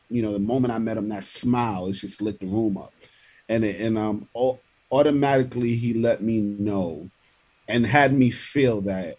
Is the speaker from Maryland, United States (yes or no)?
no; New York City, New York, United States; I grew up in Linwood Projects in East Flatbush